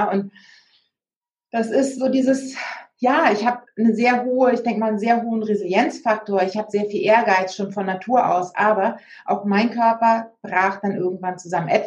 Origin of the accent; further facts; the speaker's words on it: Hamburg, Germany; meine Heimat, der Hamburger Hafen, also meine Heimat Hamburg